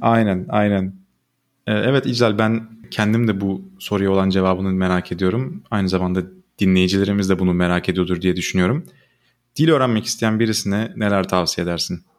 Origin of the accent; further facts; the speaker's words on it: Turkey; Biz Türkler olarak